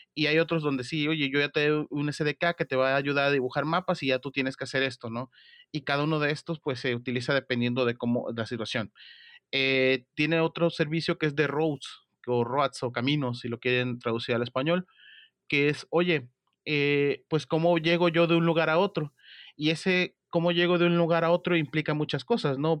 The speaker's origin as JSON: {"language": "Spanish", "country": "Mexico", "said": "soy de México"}